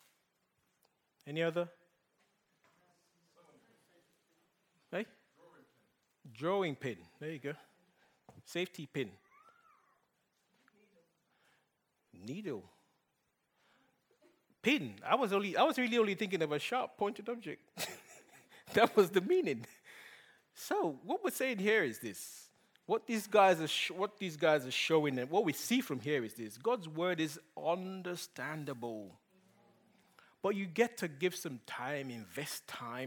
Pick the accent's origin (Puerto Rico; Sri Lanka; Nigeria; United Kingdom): Nigeria; English is a second language; moved away; my boys might not understand Pidgin English as much as I do because I grew up in Nigeria